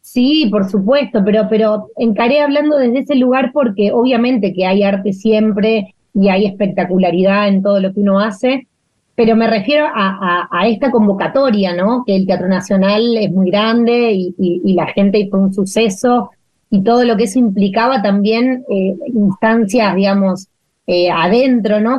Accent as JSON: {"language": "Spanish", "town": "Leones", "region": "Córdoba", "country": "Argentina", "tie": "born or raised there", "moved": "yes", "said": "Yo nací en Leones, en Córdoba. Es un pueblo chiquitito del sudeste de Córdoba."}